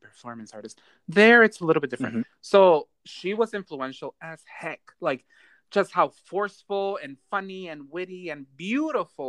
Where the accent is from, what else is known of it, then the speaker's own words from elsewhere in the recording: Baltimore, Maryland, United States; I'm from Baltimore